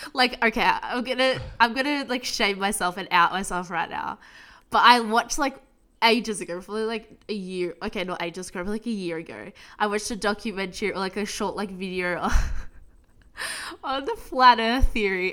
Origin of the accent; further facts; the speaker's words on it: United States; now in Australia; I'm American